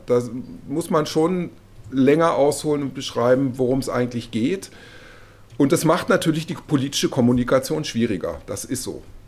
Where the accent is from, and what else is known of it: Germany; moved away as an adult; now in Brussels, Belgium